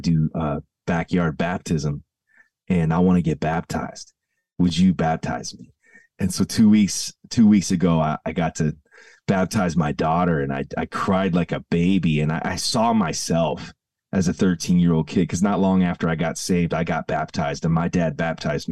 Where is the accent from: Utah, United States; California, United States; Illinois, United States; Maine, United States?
Illinois, United States; Downers Grove; I grew up in the Chicago suburbs, and my dad and mom pastored at the same church for 38 years. So my entire childhood was spent in the front row of the same church on Hobson Road. in Downers Grove, Illinois